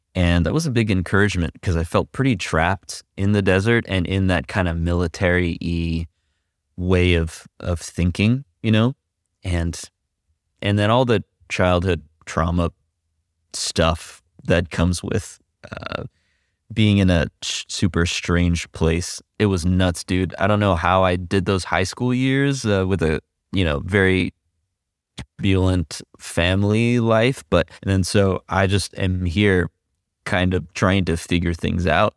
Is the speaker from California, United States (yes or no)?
yes; California, United States; also born or lived in Quezon City, Philippines; I grew up in the high desert. That's in, here in California, on your way to Las Vegas